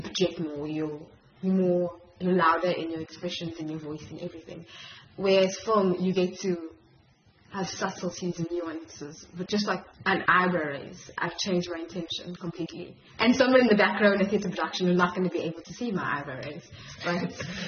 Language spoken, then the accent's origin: English; Durban, KwaZulu-Natal, South Africa; moved away as an adult; also born or lived in Grahamstown, South Africa; now in Cape Town, South Africa; I'm originally from Durban. So when I moved to Cape Town